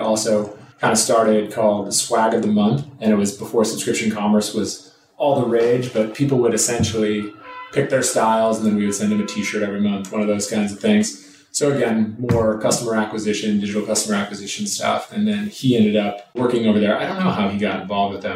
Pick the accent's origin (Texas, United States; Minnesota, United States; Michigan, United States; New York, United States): Minnesota, United States; Minnetonka; moved away as an adult; also born or lived in San Francisco; now in Los Angeles, United States; I grew up in Minnetonka, Minnesota. It's a west suburb of Minneapolis